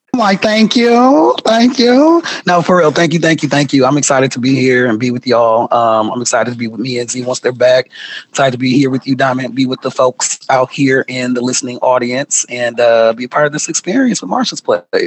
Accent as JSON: {"language": "English", "town": "Milwaukee", "region": "Wisconsin", "country": "United States", "tie": "born or raised there", "also_born_or_lived": "Madison, Wisconsin", "moved": "as an adult", "lives_now": "Seattle, United States", "said": "I'm from Milwaukee, born and raised"}